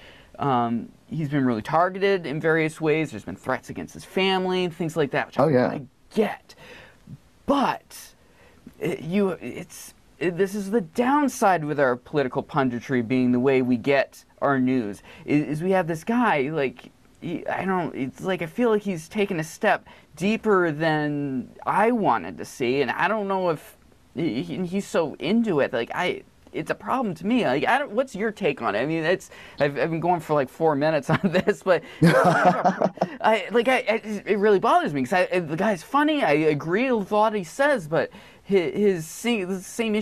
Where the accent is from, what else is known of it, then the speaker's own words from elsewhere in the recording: Maine, United States; I grew up in Maine